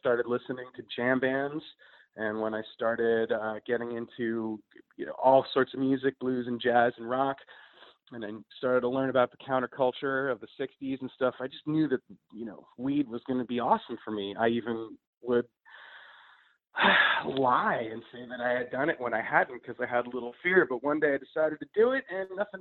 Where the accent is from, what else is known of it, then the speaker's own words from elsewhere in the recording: New York City, New York, United States; I am a pothead from New York City, born and raised